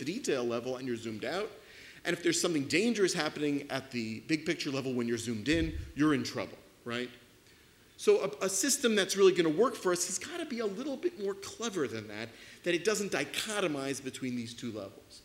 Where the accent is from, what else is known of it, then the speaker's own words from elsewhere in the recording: New York, United States; I am a New Yorker